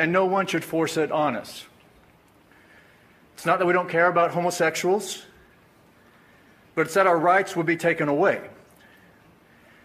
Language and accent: English; Springfield, Missouri, United States; I was born and raised in Springfield, Missouri